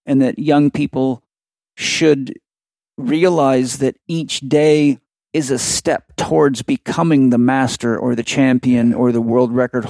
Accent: Vancouver Island, British Columbia, Canada; I'm from Vancouver Island in the middle of nowhere.

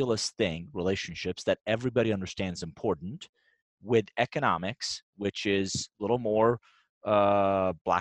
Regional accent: Iran; English is a second language; now in United States; I'm actually originally from Iran. I came to the U.S. in 1981 with a suitcase, $100.

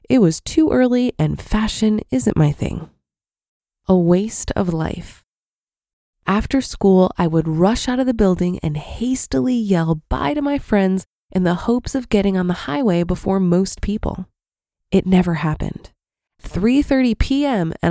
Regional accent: Atlanta, Georgia, United States; So I was born and raised in Atlanta. Something that might surprise people is that Atlanta has horrendous traffic.

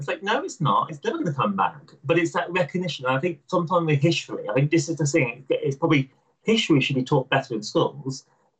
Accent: United Kingdom; I am proud of being British and proud of my country and so forth.

